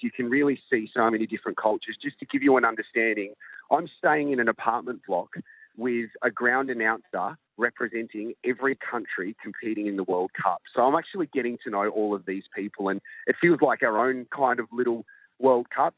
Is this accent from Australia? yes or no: yes; Australia; I'm Australian